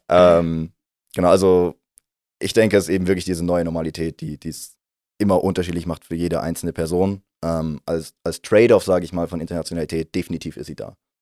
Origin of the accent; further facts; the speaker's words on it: near Heidelberg, Baden-Württemberg, Germany; moved away as an adult; now in St. Gallen, Switzerland; Heimat ist, wo ich herkomme, das ist für mich nähe Heidelberg in Deutschland